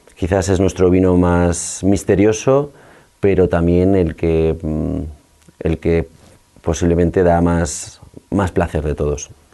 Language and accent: Spanish; La Aguilera, Castile and León, Spain; soy un viñador de la Aguilera, en la Ribera del Duero, cerca de Aranda de Duero